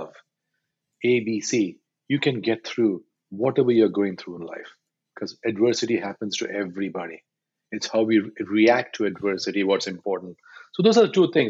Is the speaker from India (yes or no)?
yes; India; I'm Indian male, 53 years old.